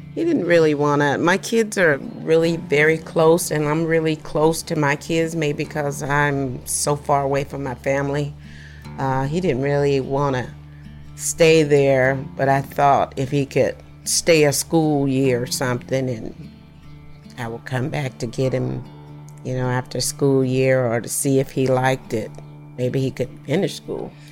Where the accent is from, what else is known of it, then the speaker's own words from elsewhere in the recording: Adel, Georgia, United States; moved away as an adult; now in California, United States; I was born and raised in Adel, and my family lives in Adel